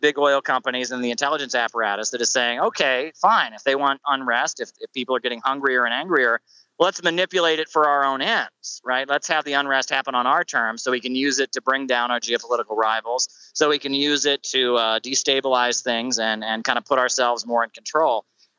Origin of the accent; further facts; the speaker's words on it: Ohio, United States; I'm from Ohio. I'm from a small town. I've seen the effects of deindustrialization and driving down living standards.